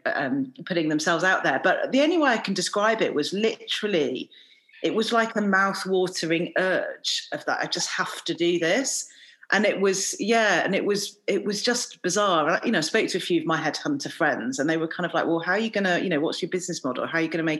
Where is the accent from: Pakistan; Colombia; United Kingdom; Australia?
United Kingdom; England; I'm Indian by background, but I've lived in England most of my life